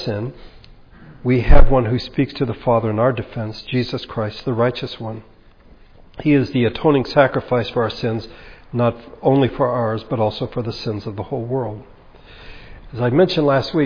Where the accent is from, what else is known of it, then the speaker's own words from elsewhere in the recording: United States; We're very American, very individualistic